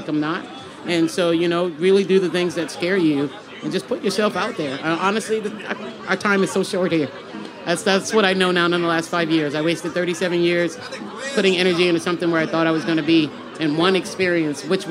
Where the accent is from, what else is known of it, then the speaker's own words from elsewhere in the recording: Charleston, South Carolina, United States; I'm born and raised from downtown Charleston